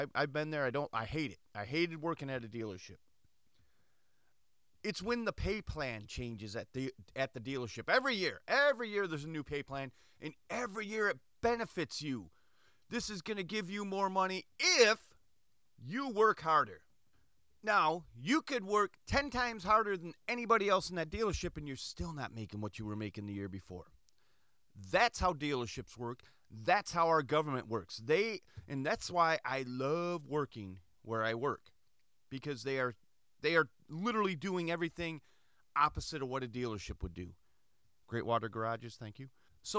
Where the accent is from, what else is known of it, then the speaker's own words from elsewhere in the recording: United States; Me, myself, I have a huge Greek heritage. I was born in America. I'm not Greek. I'm not a Greek citizen. I don't represent Greek or Greece. I represent America. I'm an American. I grew up in a time in America